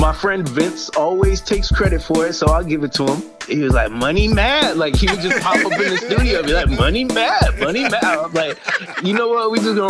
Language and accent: English; Jamaica; also born or lived in Boston, United States; I was born right here in Boston, Beth Israel Hospital. But then they sent me to live with my grandparents for a while. And that's like straight up Jamaica, like country.